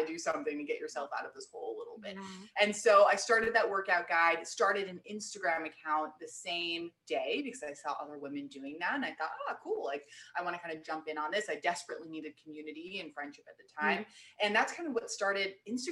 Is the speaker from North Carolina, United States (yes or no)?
no; New York City, New York, United States; moved away as an adult; also born or lived in Los Angeles / Boston; now in Austin, United States; I grew up in New York City, grew up in Manhattan